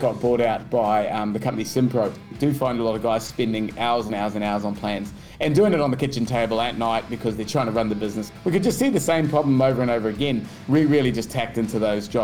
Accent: Wellington, New Zealand; accent: New Zealand; moved away as an adult; now in Kingscliff, Australia; I grew up in Wellington, New Zealand there, and I grew up boxing

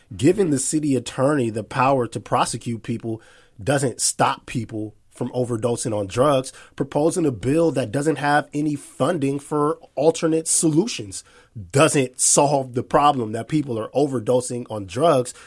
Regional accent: Seattle, Washington, United States; I'm born and raised here

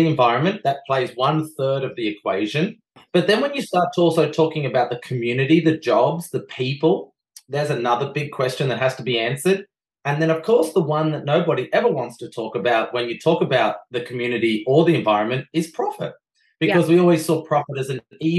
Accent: Australia; I bring my Belgian beautiful partner to Australia

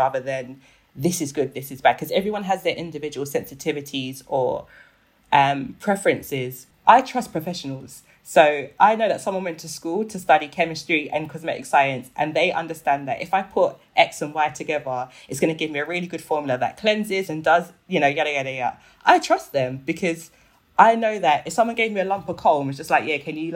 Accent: Nigeria; I'm Nigerian

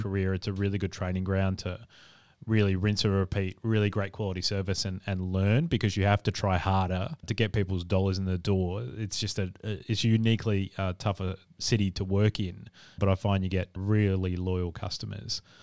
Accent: South Australia, Australia; I'm from South Australia

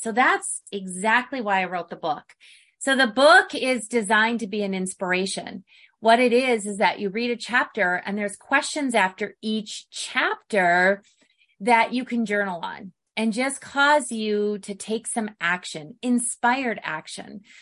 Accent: Midwest, United States; now in Arizona, United States; growing up in the Midwest

